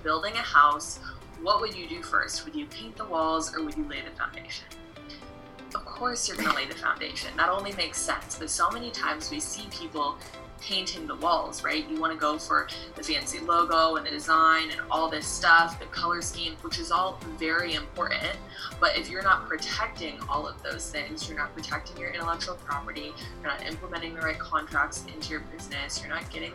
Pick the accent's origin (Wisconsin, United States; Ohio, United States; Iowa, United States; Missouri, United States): Iowa, United States; moved away as an adult; now in Arizona, United States; I am originally from Iowa, but I moved out to Arizona.